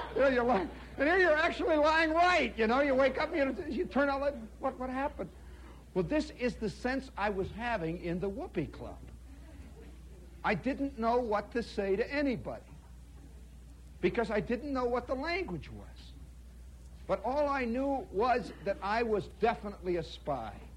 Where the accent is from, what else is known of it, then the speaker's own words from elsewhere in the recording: United States; as an American